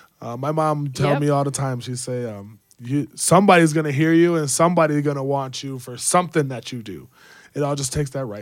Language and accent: English; Jamaica; I'm Jamaican.